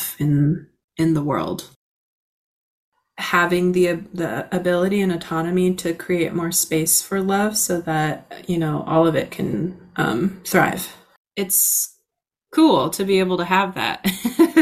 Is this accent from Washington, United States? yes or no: yes; La Conner, Washington, United States; I grew up on the Swinomish Reservation, and then within next to the reservation is the town of LeConnor